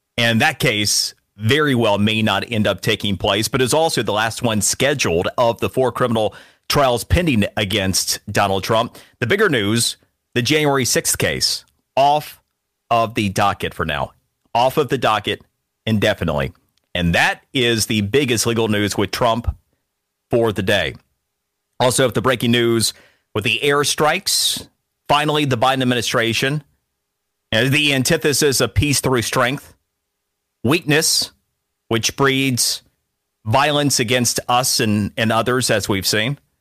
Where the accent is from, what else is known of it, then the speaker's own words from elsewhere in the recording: Florida, United States; Florida, because it's my home state.